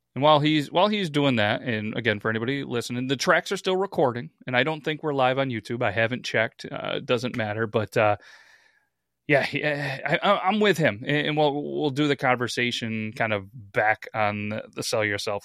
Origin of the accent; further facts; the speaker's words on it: New York, United States; I'm from New York